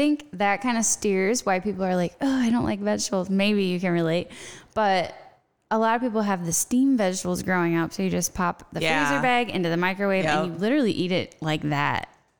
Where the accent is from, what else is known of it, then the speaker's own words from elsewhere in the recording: Midwest, United States; moved away as an adult; also born or lived in Hawaii; now in Nebraska, United States; I am born and raised in the Midwest, but when I left, I was like, I am never living there again. Now I'm like in the sun, but it's great. So we came back and started the farm